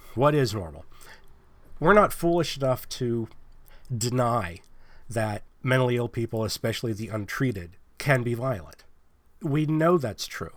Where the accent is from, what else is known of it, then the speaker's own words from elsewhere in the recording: Pennsylvania, United States; now in California, United States; I'm from Pennsylvania